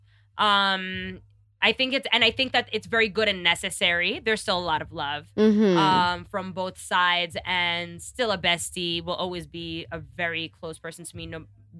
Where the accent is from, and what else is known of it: New York, United States; born or raised there; moved away as an adult; now in Kenya